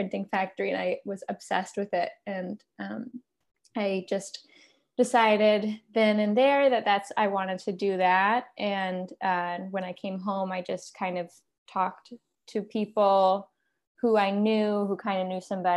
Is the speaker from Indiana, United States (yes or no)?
no; Accord, New York, United States; I grew up in Accord